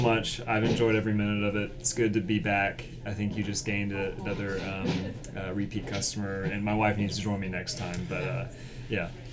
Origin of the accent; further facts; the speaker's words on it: Winston-Salem, North Carolina, United States; I'm from Winston Salem